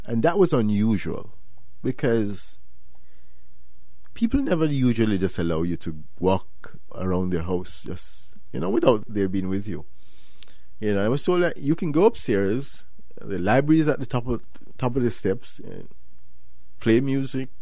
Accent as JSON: {"language": "English", "country": "Jamaica", "said": "I'm from Jamaica"}